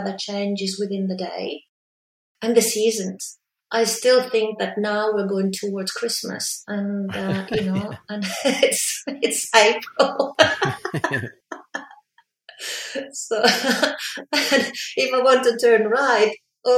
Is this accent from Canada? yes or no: no; Milan, Lombardy, Italy; moved away as an adult; also born or lived in Brisbane, Australia; now in Melbourne, Australia; I grew up in Milan.